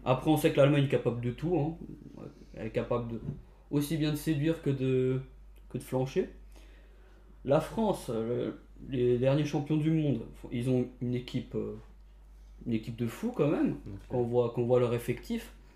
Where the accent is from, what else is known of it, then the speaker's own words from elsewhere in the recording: Portugal; En tant que Portugais, je sais